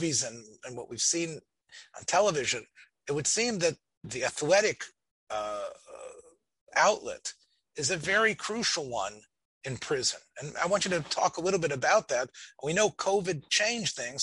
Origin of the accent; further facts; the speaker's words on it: Memphis, Tennessee, United States; I was growing up in Memphis, Tennessee